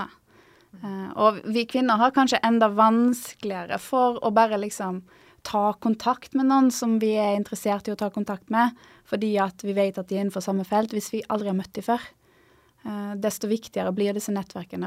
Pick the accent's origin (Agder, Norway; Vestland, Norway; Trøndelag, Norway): Vestland, Norway; Stord; moved away as an adult; now in Trondheim, Norway; jeg kommer fra Stord, som ligger mellom Haugesund og Bergen. Apropos uttal av ord, så vokste jeg opp i ei gate som heter Navrastigsmyra